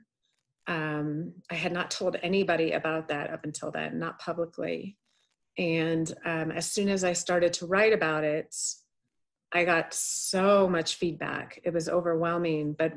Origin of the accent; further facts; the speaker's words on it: the Bay Area, California, United States; also born or lived in Boston; now in Reno, United States; I grew up in the Bay Area